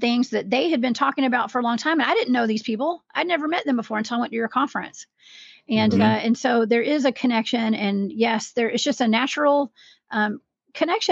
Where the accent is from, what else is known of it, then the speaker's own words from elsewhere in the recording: American South, Southern United States, United States; accent: Southern; my Southern pronunciation